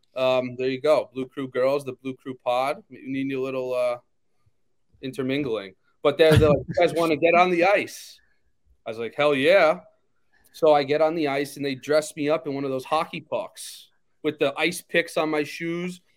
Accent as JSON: {"language": "English", "area": "Long Island", "region": "New York", "country": "United States", "tie": "born or raised there", "said": "growing up on Long Island"}